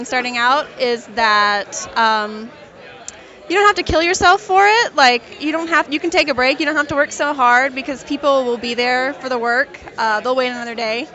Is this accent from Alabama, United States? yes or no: no; Oklahoma, United States; I'm from Oklahoma, and I live in an area that has like several different Native American tribes, like Cherokee and Osage. And so that's what I grew up